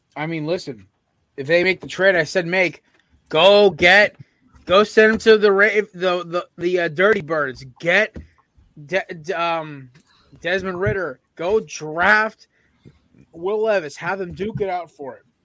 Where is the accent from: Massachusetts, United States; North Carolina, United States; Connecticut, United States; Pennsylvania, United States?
Connecticut, United States; we're from Connecticut with UConn